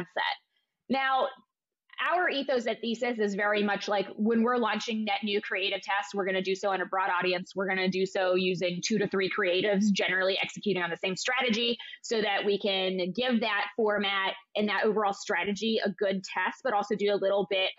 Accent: Ohio, United States; moved away; I'm from Ohio originally

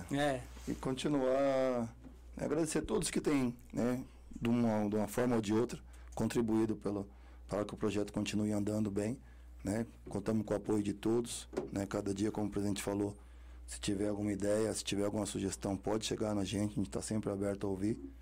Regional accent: Carapicuíba, São Paulo, Brazil; eu também vim da Cob 5 lá de Carapicuíba

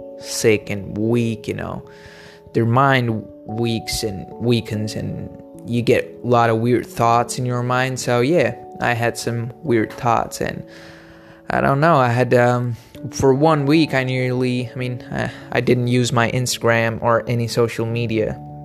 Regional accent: India; I'm from India

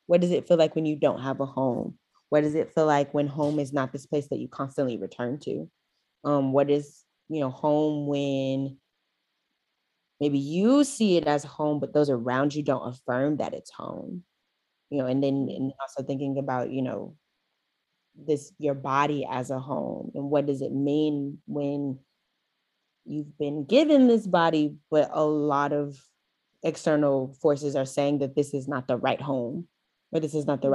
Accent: Houston, Texas, United States; I am from Houston, Texas

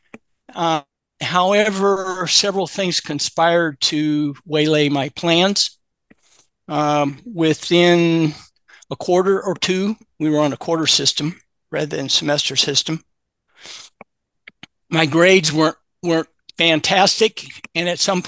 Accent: Louisville, Kentucky, United States; I grew up in Louisville, Kentucky

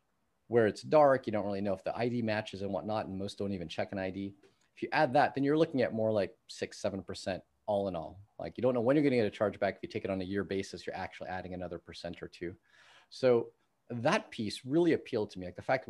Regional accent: California, United States; And given that I grew up in the Bay Area, you know, worked in Silicon Valley, used to work for NVIDIA.

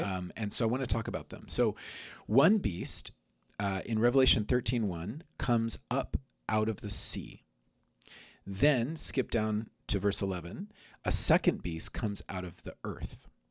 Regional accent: United States; growing up myself as an American

